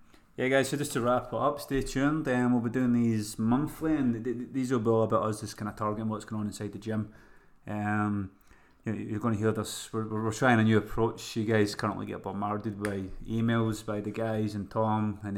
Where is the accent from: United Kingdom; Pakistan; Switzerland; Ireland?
United Kingdom; Scotland; accent: Scottish